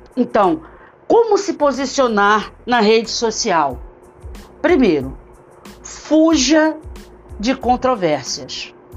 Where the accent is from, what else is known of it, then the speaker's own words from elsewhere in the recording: Brazil; nós, enquanto brasileiros